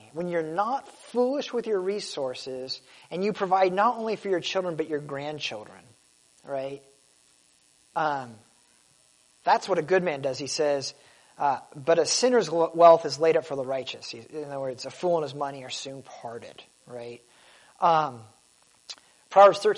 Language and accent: English; United States; I was born in America